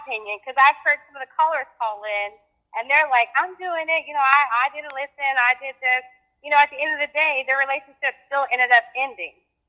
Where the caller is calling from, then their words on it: Fort Worth, Texas, United States; I'm from Fort Worth, Texas.